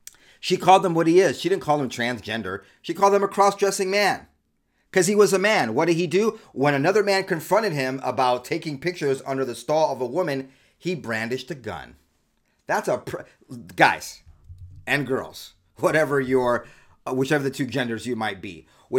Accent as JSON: {"language": "English", "region": "California", "country": "United States", "tie": "born or raised there", "said": "I grew up in Southern California, like one of the most deviant, crazy places in the world."}